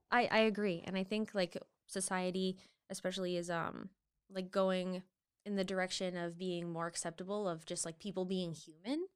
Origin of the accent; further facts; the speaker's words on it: Maine, United States; I'm from Maine, born and raised